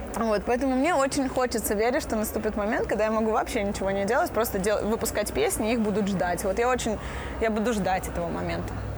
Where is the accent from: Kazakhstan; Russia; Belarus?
Belarus; я белоруска